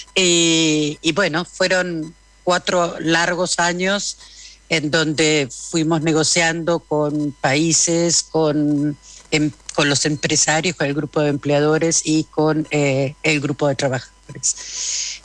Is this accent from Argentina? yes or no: yes; Argentina; yo soy argentina